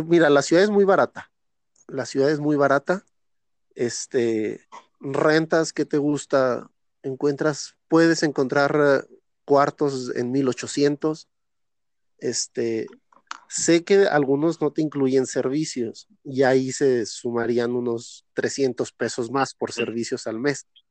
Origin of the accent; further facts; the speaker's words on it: Zacatecas, Mexico; soy de Zacatecas, Zacatecas